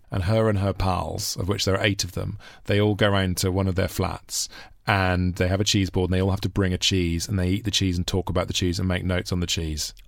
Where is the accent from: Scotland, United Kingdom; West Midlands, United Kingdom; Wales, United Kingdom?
Wales, United Kingdom; Monmouth; up in a little town called called Monmouth